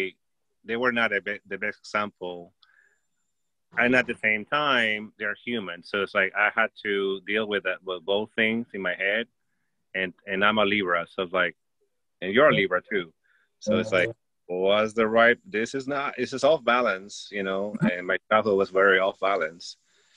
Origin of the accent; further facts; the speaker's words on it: Peru; I grew up in Peru